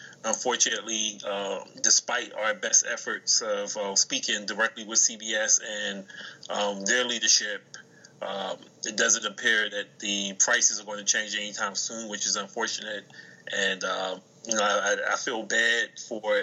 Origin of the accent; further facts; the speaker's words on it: Chester, Pennsylvania, United States; I'm from Chester, which is a hop, skip, and a jump away from Philly